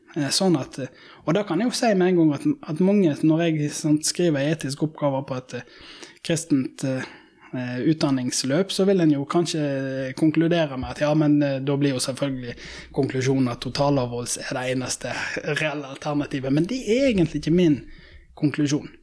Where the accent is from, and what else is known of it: Norway